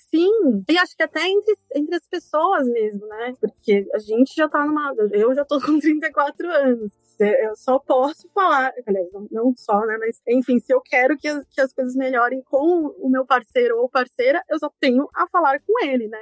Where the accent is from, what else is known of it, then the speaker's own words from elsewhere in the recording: São Paulo, Brazil; Eu sou paulistana